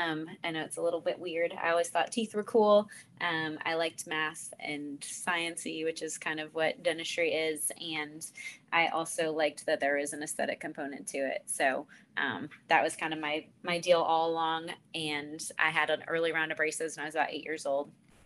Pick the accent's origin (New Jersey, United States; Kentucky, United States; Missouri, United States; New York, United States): New York, United States; Buffalo; moved away as an adult; also born or lived in Florida / Virginia / Boston, Massachusetts; now in Concord, United States; I grew up in Buffalo, New York. My family is still located up there.